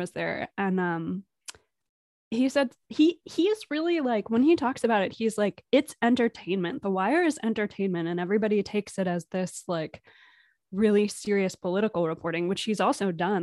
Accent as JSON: {"language": "English", "town": "Providence", "region": "Rhode Island", "country": "United States", "moved": "yes", "said": "I'm originally from Providence, Rhode Island"}